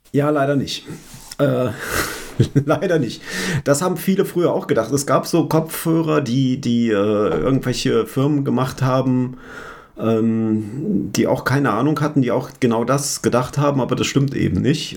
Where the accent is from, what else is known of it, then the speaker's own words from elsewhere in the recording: Hanover, Lower Saxony, Germany; ich komme aus Hannover